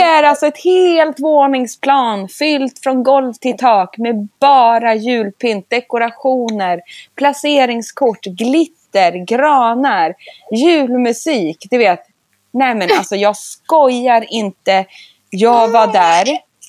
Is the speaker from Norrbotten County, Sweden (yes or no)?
no; Sundsvall, Västernorrland County, Sweden; moved away; also born or lived in London; jag älskar Norrland och är ju från Sundsvall.